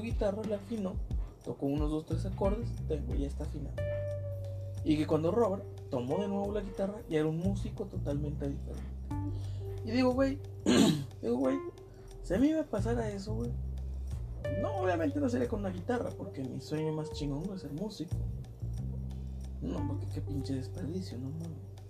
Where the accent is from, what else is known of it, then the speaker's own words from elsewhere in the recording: Mexico; soy mexicano